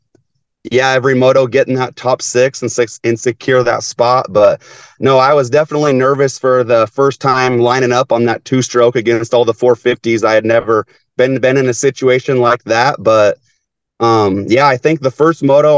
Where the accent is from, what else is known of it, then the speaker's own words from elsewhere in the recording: Tekamah, Nebraska, United States; my hometown by Tecama, right outside of Omaha